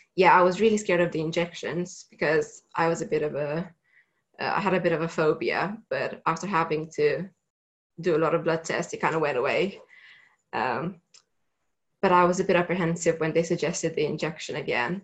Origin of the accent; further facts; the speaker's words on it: Romania; moved away as an adult; I'm originally from Romania, so I had to go back home um, for the summer holidays